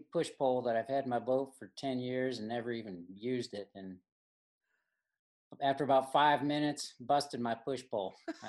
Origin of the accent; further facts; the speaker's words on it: Michigan, United States; moved away; I grew up in Michigan